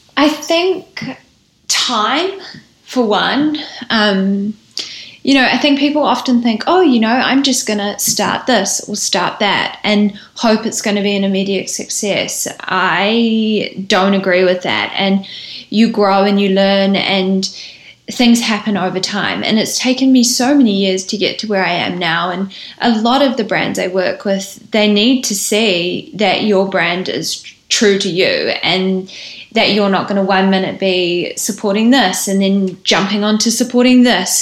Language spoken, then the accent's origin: English; New Zealand; we are all from New Zealand